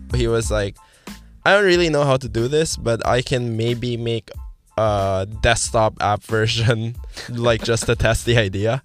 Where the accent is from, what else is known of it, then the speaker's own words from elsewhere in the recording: Manila, Metro Manila, Philippines; moved away; I'm from the, the Philippines, specifically in Manila. Came from an all dudes high school